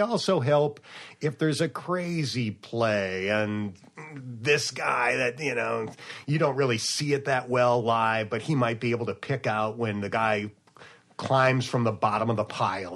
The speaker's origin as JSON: {"language": "English", "area": "near Buffalo", "region": "New York", "country": "United States", "tie": "born or raised there", "moved": "yes", "said": "I grew up near Buffalo"}